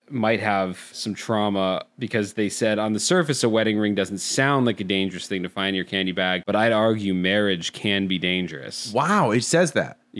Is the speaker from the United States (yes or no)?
yes; East Coast, United States; I am from the East Coast.